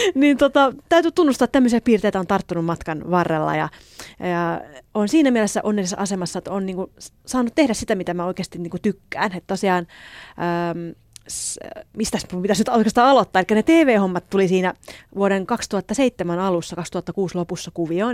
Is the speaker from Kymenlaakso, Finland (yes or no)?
yes; Elimäki, Kymenlaakso, Finland; moved away as an adult; now in Seoul, South Korea; kotosin Kymenlaaksosta Elimäeltä ja asun tällä hetkellä Etelä-Koreassa, Soulissa